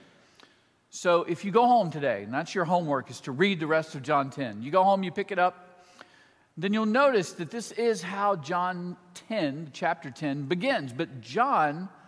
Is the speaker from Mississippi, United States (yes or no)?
yes; Mississippi, United States; moved away as an adult; also born or lived in Boston; now in Nashville, United States; I am from Mississippi, but I was a townie. So I didn't grow up in the country